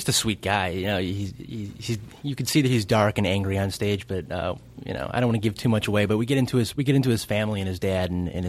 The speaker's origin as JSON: {"language": "English", "town": "Chicago", "region": "Illinois", "country": "United States", "moved": "as an adult", "said": "I'm from Chicago, so I moved here about 3 years ago"}